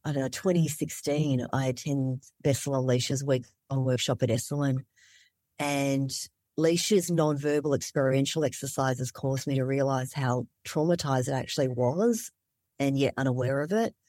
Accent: Melbourne, Victoria, Australia; born or raised there; moved away as an adult; also born or lived in Vietnam / Malaysia / Indonesia; now in Alaska, United States

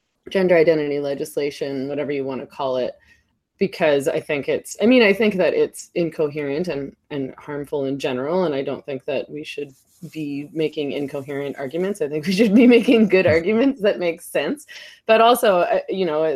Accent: Vancouver, British Columbia, Canada; I live in Vancouver. I was born in Vancouver. I've lived here my whole life.

